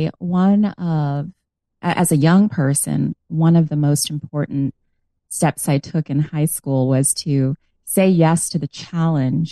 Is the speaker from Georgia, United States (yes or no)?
no; New York, United States; also born or lived in Long Island; I grew up in New York. Now, I like to clarify that I was born in New York City in the South Bronx. And then later, through a special home purchase program, my parents were able to move out to Long Island